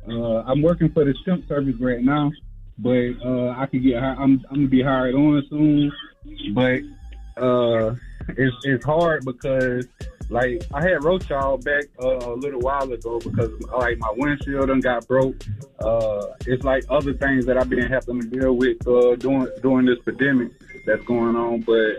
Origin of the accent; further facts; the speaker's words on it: Aiken, South Carolina, United States; I'm from South Carolina, too, man.